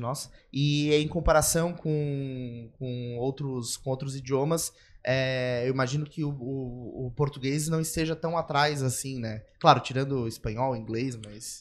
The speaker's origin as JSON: {"language": "Portuguese", "country": "Brazil", "said": "eu, como brasileiro"}